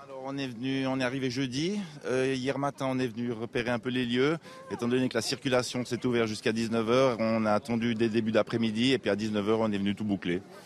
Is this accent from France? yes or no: no; Switzerland; nous venons de Suisse